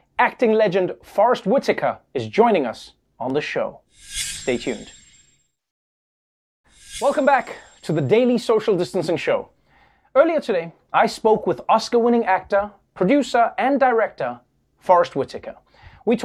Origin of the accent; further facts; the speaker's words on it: South Africa; As a South African